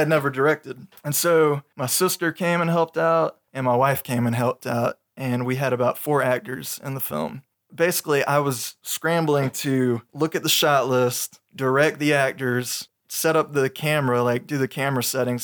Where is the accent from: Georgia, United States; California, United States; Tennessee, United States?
Georgia, United States; Augusta; moved away as an adult; now in Aiken County, United States; I was raised in the Augusta area, but I moved to Aiken County when I got married